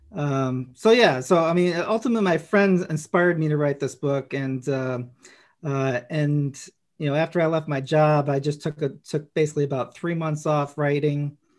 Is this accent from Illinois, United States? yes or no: yes; Chicago, Illinois, United States; I grew up in Chicago